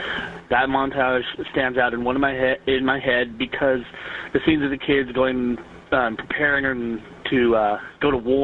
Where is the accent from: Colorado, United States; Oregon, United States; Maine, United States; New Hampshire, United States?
Oregon, United States; Goonies was shot on the Oregon coast, and that's where I'm from. I'm from Oregon.